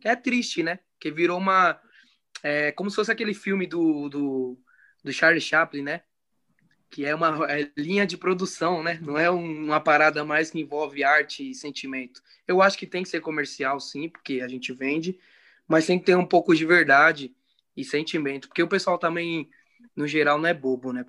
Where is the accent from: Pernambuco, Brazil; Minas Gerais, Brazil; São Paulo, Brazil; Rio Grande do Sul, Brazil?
São Paulo, Brazil; somos da Zona Norte também